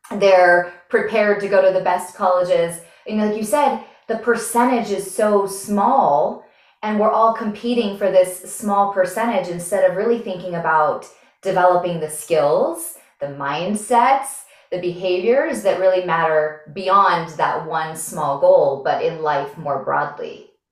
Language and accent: English; Montana, United States; we're both from Montana